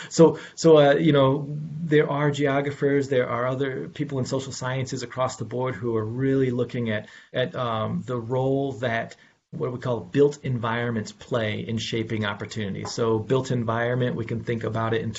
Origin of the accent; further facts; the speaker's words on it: Elkhart, Indiana, United States; moved away; in my home town, Northern Indiana, Elkhart, Indiana, my own personal family experience was caught up in this whole entire idea of education desert.